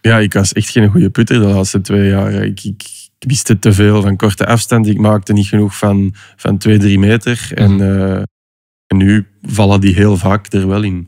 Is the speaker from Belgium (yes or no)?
yes; Belgium; Als Belg